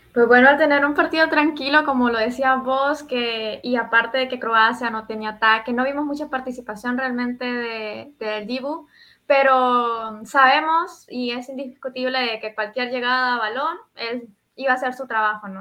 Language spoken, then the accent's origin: Spanish; Honduras; aquí en Honduras